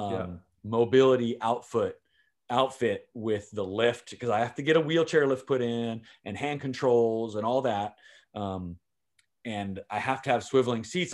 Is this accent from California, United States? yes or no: yes; San Diego, California, United States; I've lived in California my entire life, born and raised in San Diego